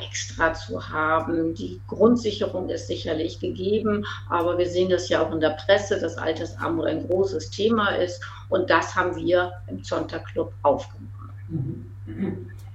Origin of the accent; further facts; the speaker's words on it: East Frisia, Lower Saxony, Germany; moved away as an adult; Ostfriesin bin, viele Jahre buten Ostfriesen war, 25 Jahre gar nicht in Ostfriesland war, aber jetzt wieder zurückgekommen äh, und mich ausgesprochen wohlfühle in meiner alten Heimat